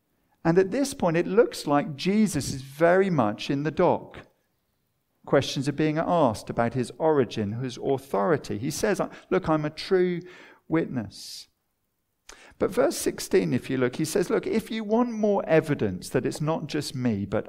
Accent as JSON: {"language": "English", "town": "Watford", "region": "East of England", "country": "United Kingdom", "tie": "born or raised there", "said": "For me, I remember growing up in Watford."}